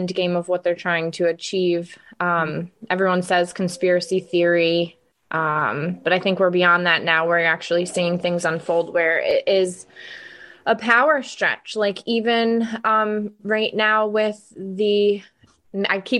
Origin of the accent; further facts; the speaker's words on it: upstate New York, United States; I am a native to New York